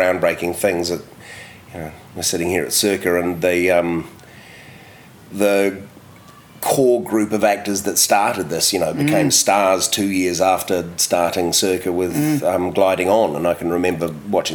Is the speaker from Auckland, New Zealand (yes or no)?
yes; Whangaparaoa, Auckland, New Zealand; also born or lived in Glenfield; now in Wellington, New Zealand; I grew up in Whangaparoa, sort of north of Auckland, so lots of beaches